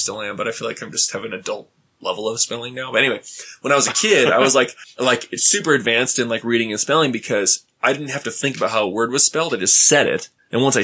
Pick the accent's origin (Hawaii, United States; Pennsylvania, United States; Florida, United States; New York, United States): Hawaii, United States; I grew up white in Hawaii